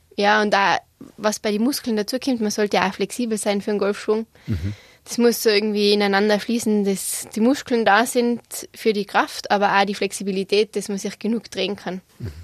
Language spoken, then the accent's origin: German; Igls, Tyrol, Austria; also born or lived in United States; ich bin in Igels aufgewachsen, habe so ziemlich jeden Sport ausprobiert, äh, den wir in Tirol haben